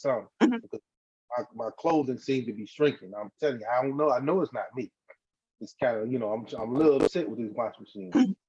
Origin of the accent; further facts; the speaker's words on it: Mississippi, United States; No. See, you know I'm from Mississippi. You know, I'm a Mississippi born and bred.